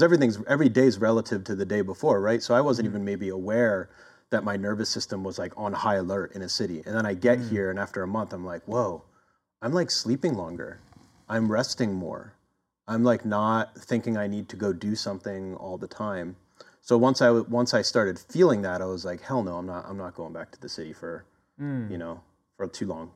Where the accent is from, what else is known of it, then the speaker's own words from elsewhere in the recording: Philadelphia, Pennsylvania, United States; also born or lived in Oakland, California; now in California, United States; originally I'm from Philadelphia and I kind of made my way over here uh, over the past couple decades